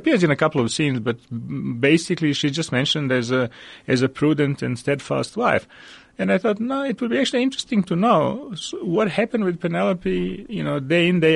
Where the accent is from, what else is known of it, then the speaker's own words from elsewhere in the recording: Belgrade, Serbia; moved away as an adult; now in Johannesburg, South Africa; I was born in Belgrade, Serbia in 1965. I wrote some short stories in my home country and actually published a collection of stories there.